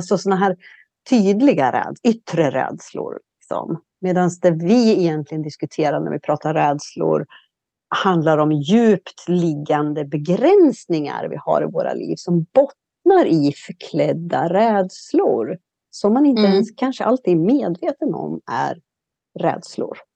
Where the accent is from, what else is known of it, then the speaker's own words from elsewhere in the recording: Sweden; moved away; also born or lived in Mediterranean area; Nu är jag hemma i Sverige.